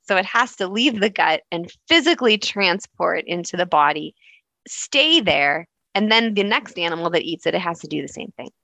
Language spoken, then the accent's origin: English; Tucson, Arizona, United States; now in Toronto, Canada; I grew up in Tucson, Arizona, uh, in the desert.